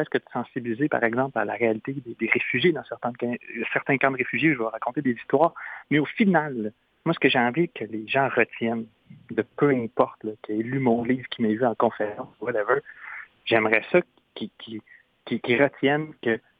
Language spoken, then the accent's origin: French; Trois-Rivières, Quebec, Canada; chez nous au Québec je viens de Trois-Rivières au Québec